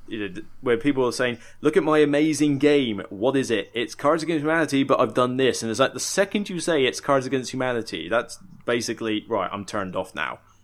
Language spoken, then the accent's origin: English; Somerset, South West England, United Kingdom; moved away; also born or lived in Southampton; I come from Somerset originally